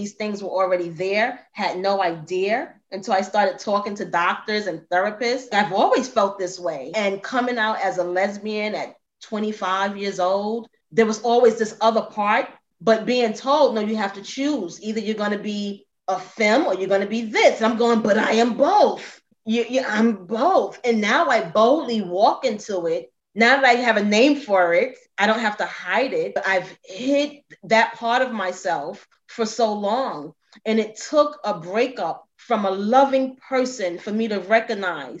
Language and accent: English; New York City, New York, United States; I am in New York City. Now, I grew up in the Bronx